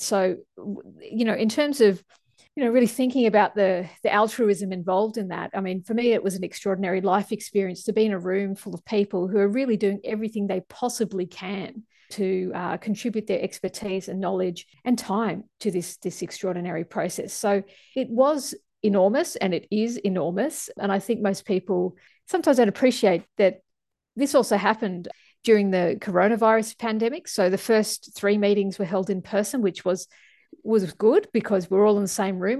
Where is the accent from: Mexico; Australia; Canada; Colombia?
Australia; as an Australian scientist working on the I P C C report